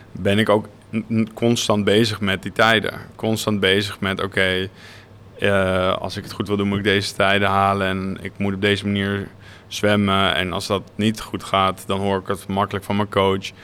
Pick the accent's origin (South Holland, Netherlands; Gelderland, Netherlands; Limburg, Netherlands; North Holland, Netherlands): North Holland, Netherlands; Naarden; Ik ben ja inderdaad geboren en getogen in Naarden